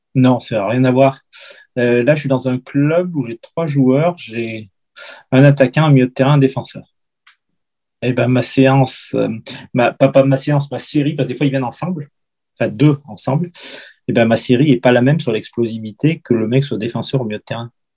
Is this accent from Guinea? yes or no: no; Lamastre, Auvergne-Rhône-Alpes, France; j'ai fait toutes les catégories, euh, de débutants, jusqu'à vétéran dans mon petit club de la Mastre